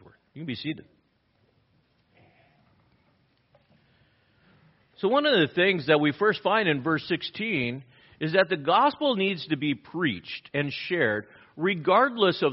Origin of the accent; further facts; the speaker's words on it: Los Angeles, California, United States; I grew up in East L.A.